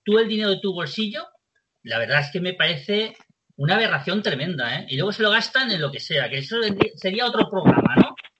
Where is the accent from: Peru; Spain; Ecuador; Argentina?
Spain; Valencian Community; la, gente de, nuestra tierra